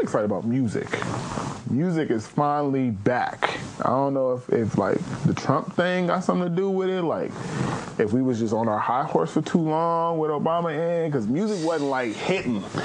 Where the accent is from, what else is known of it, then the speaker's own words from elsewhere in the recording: Pasadena, California, United States; I'm actually from Pasadena, California